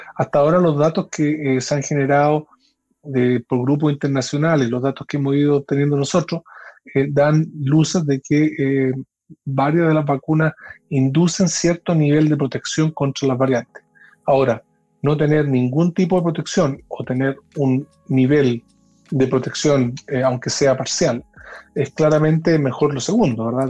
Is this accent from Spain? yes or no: no; Chile; me siento muy orgulloso como científico chileno